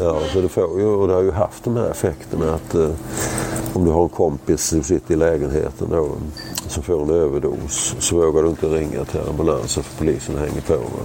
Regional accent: Sweden

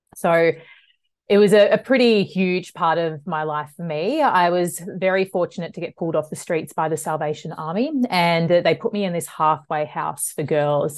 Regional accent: Melbourne, Victoria, Australia; I'm from Melbourne. I grew up in the western suburbs of Melbourne

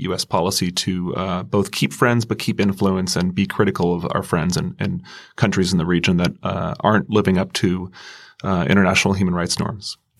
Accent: United States; I'm an American

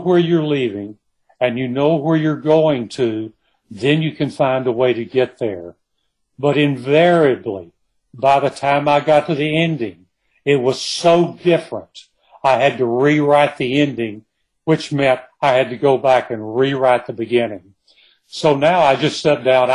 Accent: Kilgore, Texas, United States; I was born and raised in Kilgore in East Texas

